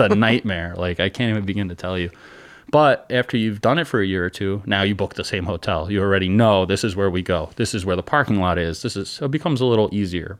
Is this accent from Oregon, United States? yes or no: no; New York, United States; we're from New York